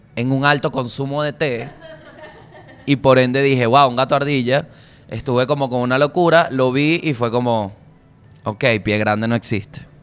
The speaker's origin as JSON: {"language": "Spanish", "country": "Venezuela"}